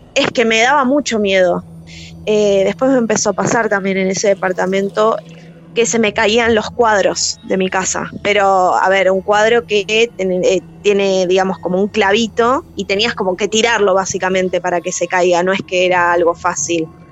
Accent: Villa Gesell, Buenos Aires Province, Argentina; Tengo la característica de capital, pero soy de Villa Gesell

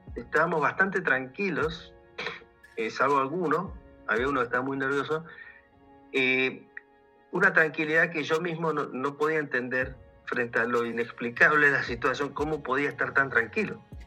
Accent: Buenos Aires, Argentina; moved away as an adult; now in Mendoza, Argentina; soy oriundo de Buenos Aires, pero vivo hace casi 20 años en Mendoza, en la región de Cuyo, en Argentina

